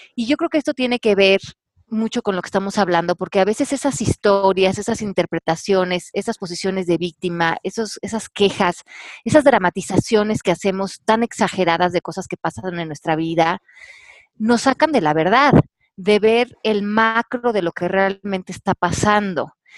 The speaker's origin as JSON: {"language": "Spanish", "country": "Mexico", "moved": "yes", "said": "aquí en mi país"}